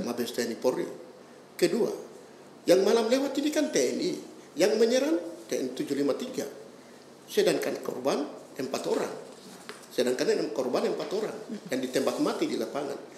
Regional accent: Papua, Indonesia; kami orang Papua itu bagian dari eh, NKRI

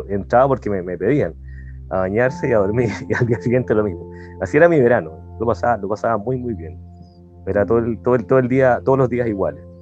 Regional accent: Santiago, Santiago Metropolitan Region, Chile; moved away as an adult; now in Colombia; Nací en Santiago de Chile y viví ahí más de 40 años.

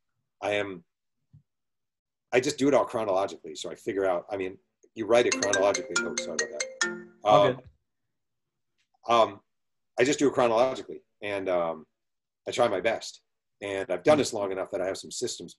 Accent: Mahopac, New York, United States; I'm some guy from Mayo Pack

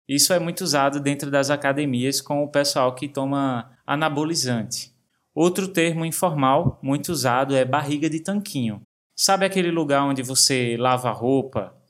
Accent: Brazil; Quando eu era adolescente, eu trabalhava no ramo da confecção na minha cidade natal

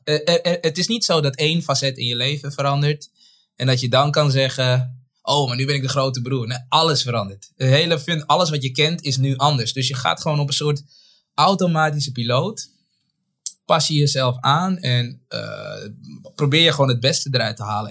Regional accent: Zaandam, North Holland, Netherlands; also born or lived in Paramaribo, Suriname / Bijlmer, Amsterdam; op mijn achtste, negende ben ik verhuisd naar Zaandam. En daar ben ik echt getogen.

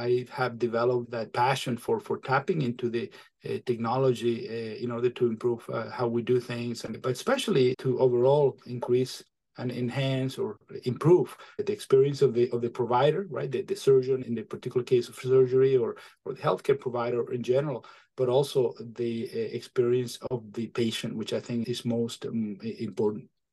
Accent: Venezuela; moved away as an adult; also born or lived in Michigan / Maine; now in New Hampshire, United States; I am originally from Venezuela

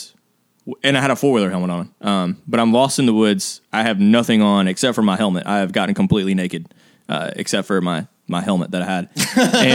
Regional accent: Mississippi, United States; We're from Mississippi. We all grew up here, which means we all grew up a little bit country

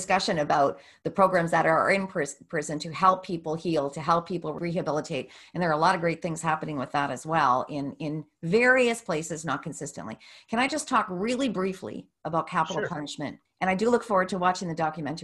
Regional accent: Canada; as a Canadian

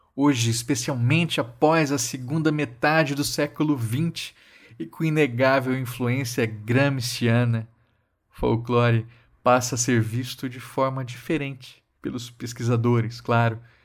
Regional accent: Mato Grosso do Sul, Brazil; Na minha terra, Mato Grosso do Sul

